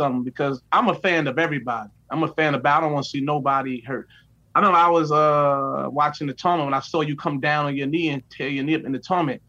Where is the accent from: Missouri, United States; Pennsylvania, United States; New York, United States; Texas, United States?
New York, United States; New York City; I'm from New York City.